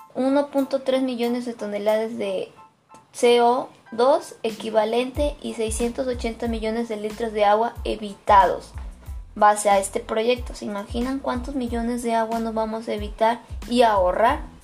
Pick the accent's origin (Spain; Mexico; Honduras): Mexico; a nosotros como mexicanos